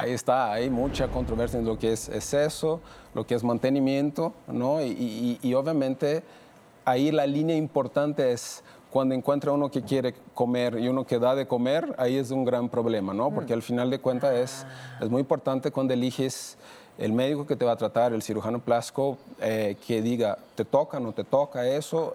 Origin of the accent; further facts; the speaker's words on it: Brazil; now in Mexico; soy de Brasil